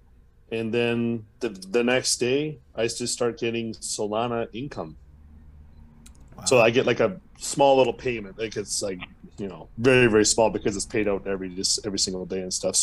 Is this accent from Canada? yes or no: yes; Canada; I'm Canadian